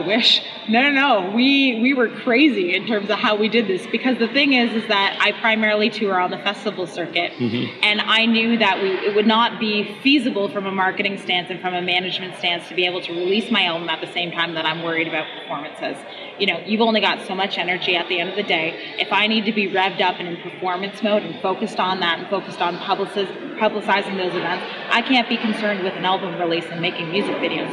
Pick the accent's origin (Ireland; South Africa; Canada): Canada; London, Ontario; I'm from London, Ontario, Canada.